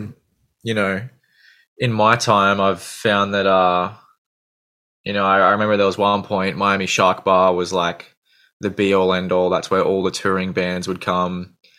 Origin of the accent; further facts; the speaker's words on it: Gold Coast, Queensland, Australia; I generally say I'm from the Gold Coast, but I'm kind of on the on the outskirts